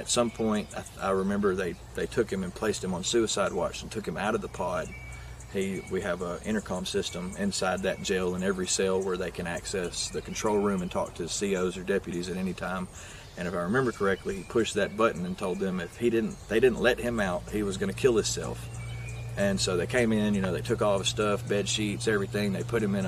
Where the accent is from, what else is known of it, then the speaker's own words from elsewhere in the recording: Limestone County, Alabama, United States; I grew up in Limestone County, Alabama